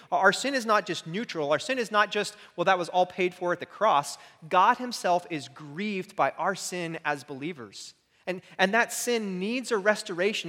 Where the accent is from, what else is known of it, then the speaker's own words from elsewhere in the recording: United States; as an American